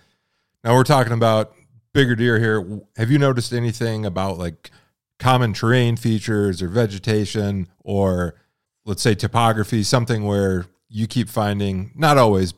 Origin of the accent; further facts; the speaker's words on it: Michigan, United States; now in Montana, United States; I'm from Michigan originally. I live in Montana now